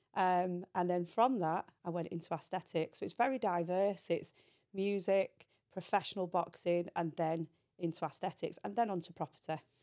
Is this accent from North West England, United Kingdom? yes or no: yes; Manchester, North West England, United Kingdom; also born or lived in Belfast; I came from Belfast. Um, we moved to Manchester, and that's where my life started